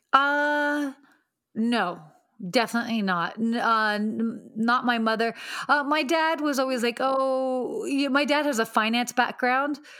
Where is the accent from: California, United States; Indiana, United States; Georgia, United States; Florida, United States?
Georgia, United States; Atlanta; moved away as an adult; also born or lived in Pennsylvania / Saudi Arabia / London / Washington, D.C.; now in Los Angeles, United States; I ended up living in Atlanta from eight to eighteen.